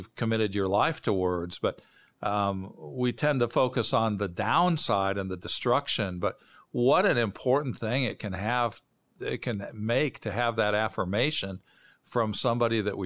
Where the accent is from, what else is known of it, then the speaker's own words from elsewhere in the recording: Bloomington, Illinois, United States; I grew up in Bloomington, Normal, Illinois, halfway between Chicago and St. Louis.